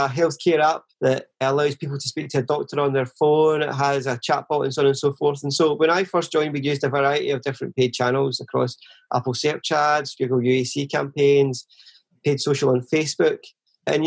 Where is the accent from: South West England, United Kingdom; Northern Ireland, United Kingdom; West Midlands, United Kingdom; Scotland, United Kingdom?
Scotland, United Kingdom; Vale of Leven; also born or lived in Chelsea, London; now in London, United Kingdom; I was born and raised in the Vale of Leven, which is a small town near Loch Lomond.